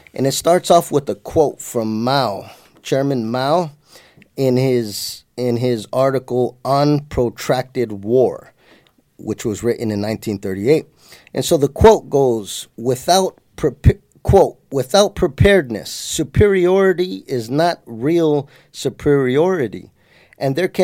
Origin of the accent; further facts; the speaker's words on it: San Jose, California, United States; my life growing up in San Jose